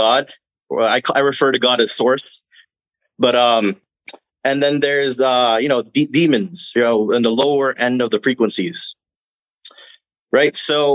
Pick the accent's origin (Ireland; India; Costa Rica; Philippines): Philippines; now in Canada; I'm from the Philippines, and my grandfather comes from the northern region where the natives